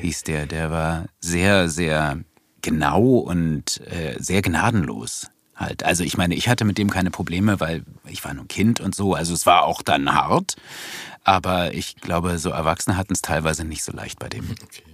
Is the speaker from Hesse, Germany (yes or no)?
no; Berlin, Germany; In Wilmersdorf, im Gertrauden-Krankenhaus